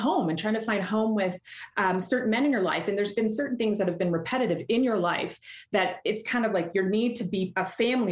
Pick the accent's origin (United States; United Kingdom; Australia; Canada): Canada; accent: Canadian; I'm Canadian, so you're going to hear my accent come out in a couple of ways.